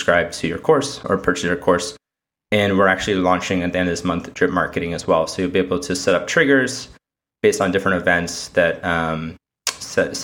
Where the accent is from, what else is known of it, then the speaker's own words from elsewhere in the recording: Connecticut, United States; now in New York City, United States; I'm originally from Connecticut